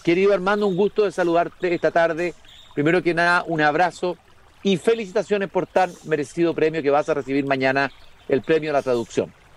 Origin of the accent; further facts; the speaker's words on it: Chile; como lectores chilenos